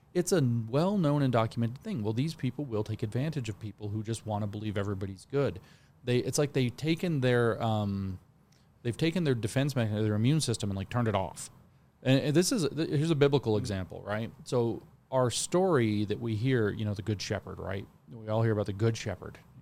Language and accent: English; Tennessee, United States; my home state of Tennessee